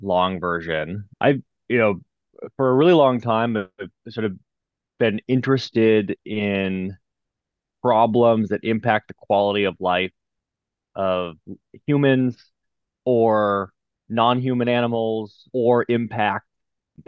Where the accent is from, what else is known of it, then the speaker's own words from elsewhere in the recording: United States; Growing up in the United States